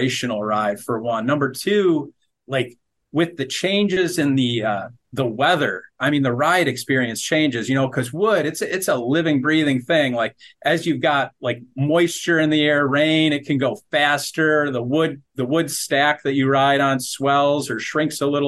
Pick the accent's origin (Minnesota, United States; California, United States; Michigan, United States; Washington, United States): Michigan, United States; Detroit; I grew up in the Detroit area of Michigan